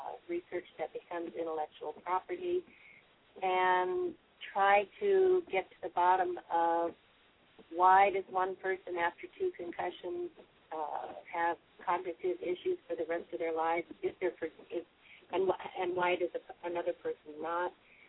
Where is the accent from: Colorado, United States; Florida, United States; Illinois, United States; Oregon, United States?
Oregon, United States; Portland; now in Seattle, United States; I grew up in Portland, Oregon.